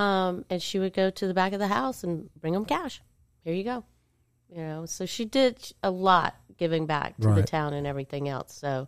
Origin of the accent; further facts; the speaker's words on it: Centre, Alabama, United States; I mean, growing up in Center, we would come to Rome to go to, like, the eye doctors and things